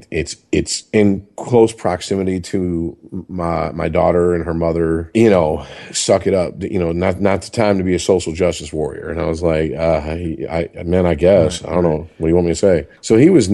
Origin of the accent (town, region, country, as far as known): Michigan, United States; also born or lived in upstate New York